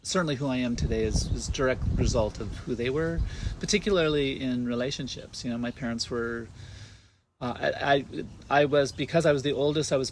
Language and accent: English; California, United States; I was born in San Diego